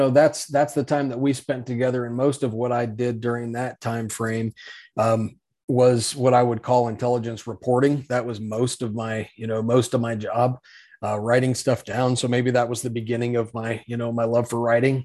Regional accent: Salida, Colorado, United States; also born or lived in Thornton, Colorado; I was born in Thornton. That's there at the hospital. And then I grew up, of course, in Salida, Colorado, in the mountains there

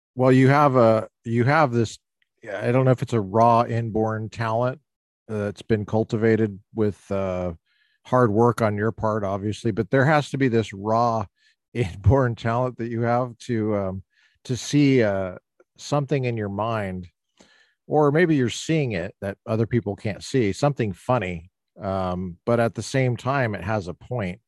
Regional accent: Littleton, Colorado, United States; moved away as an adult; now in Orange County, United States; I grew up in Colorado

